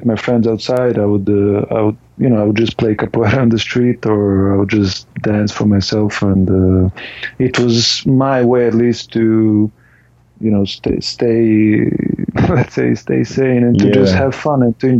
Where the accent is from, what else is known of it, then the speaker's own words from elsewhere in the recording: Serbia; moved away as an adult; now in Estonia; since I moved away from Serbia, where I was born